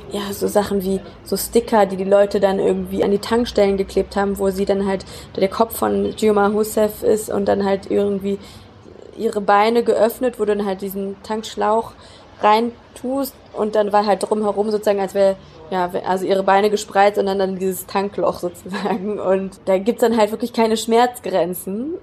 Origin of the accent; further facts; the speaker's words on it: Germany; now in Brazil; als Deutsche